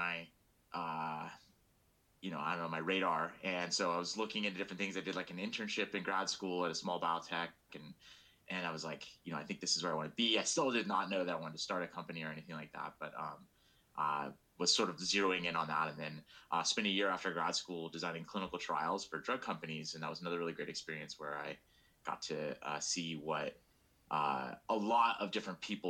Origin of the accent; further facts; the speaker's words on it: Sacramento, California, United States; I'm originally from Northern California. I grew up in Sacramento